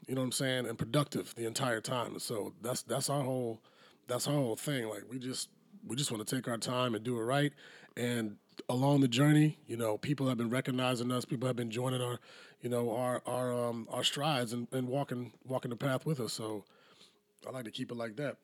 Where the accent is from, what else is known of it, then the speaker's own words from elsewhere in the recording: South Carolina, United States; right here in my home state